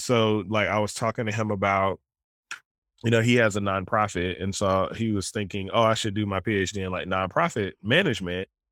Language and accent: English; Southern Alabama, United States; moved away; I grew up in Southern Alabama